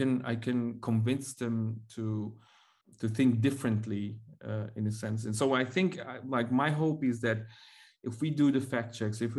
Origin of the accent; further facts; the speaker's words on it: Mongolia; now in Belgium; I am from Mongolia